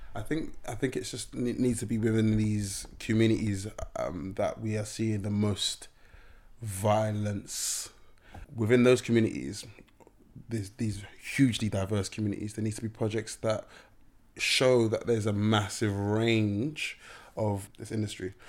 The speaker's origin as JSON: {"language": "English", "country": "Nigeria", "said": "being Nigerian"}